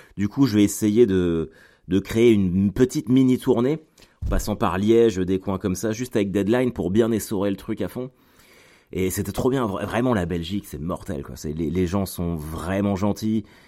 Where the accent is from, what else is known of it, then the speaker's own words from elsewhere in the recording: Caen, Normandy, France; chez moi à Caen